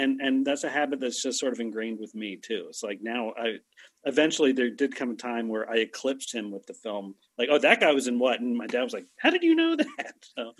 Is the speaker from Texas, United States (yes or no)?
no; Maryland, United States; I was born and raised in Maryland. I'm a Marylander. And so if I talk a little funny, that's probably why. You know, it's just, we tend to slur our words over there.